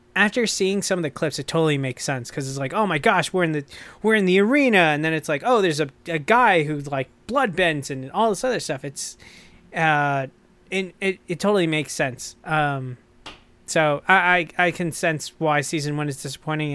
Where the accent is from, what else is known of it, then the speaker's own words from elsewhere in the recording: United States; I'm American